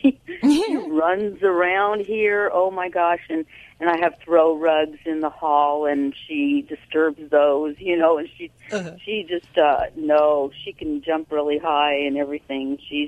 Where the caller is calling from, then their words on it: Riverside, California, United States; I'm calling from Riverside, California.